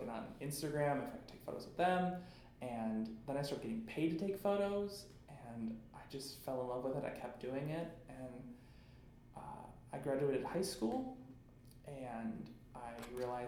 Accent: North Royalton, Ohio, United States; I grew up in North Royalton, which is about 20, 25 minutes south of Cleveland

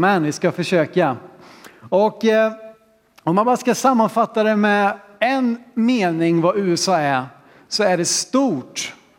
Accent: Sweden; vi som vet hur det ska gå till här hemma i Sverige

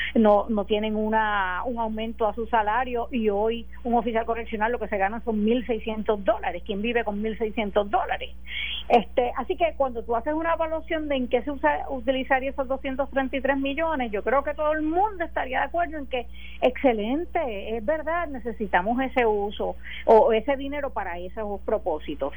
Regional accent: Puerto Rico; como puertorriqueña, como electora

